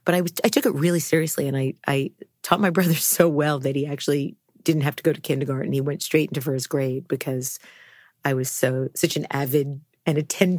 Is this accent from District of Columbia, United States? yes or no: no; New York City, New York, United States; But I think as a New Yorker, I mean, I don't have any memory of being in Brooklyn, although there are some pictures, lots of pictures of my childhood being that age and being in Brooklyn, but I have no memory of it.